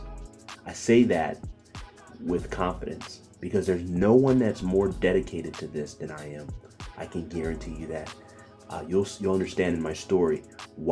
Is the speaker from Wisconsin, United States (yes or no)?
no; Bakersfield, California, United States; also born or lived in Ghana (parents' origin); now in Philadelphia, United States; raised in Bakersfield, California